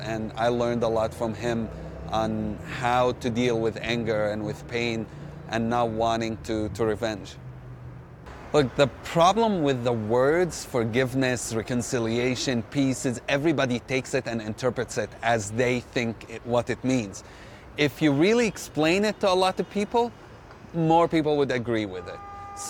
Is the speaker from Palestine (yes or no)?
yes; Jerusalem, Palestine; I'm a Palestinian, and I grew up here in East Jerusalem.